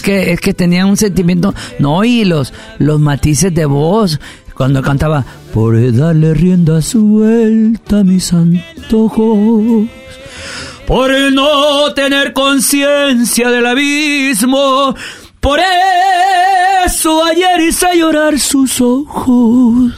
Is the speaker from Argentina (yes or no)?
no; Mexico; Como mexicano, como México.